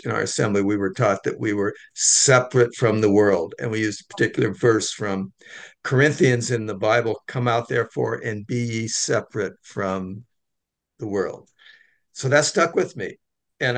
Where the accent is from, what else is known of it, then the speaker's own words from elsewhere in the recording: Washington, United States; moved away as an adult; I grew up in a very healthy, outdoors, physically active environment in Washington State.